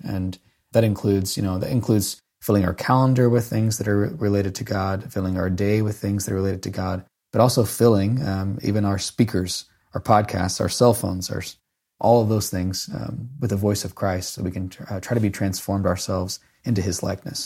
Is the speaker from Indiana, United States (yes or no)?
yes; Haubstadt, Indiana, United States; I grew up in Hopstadt, Indiana